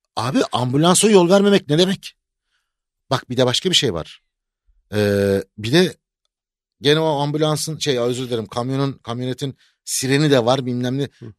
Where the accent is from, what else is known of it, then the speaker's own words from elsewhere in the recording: Aegean Region, Turkey; now in Istanbul, Turkey; ben Egeliyim ya. Ben, ya Egeliyim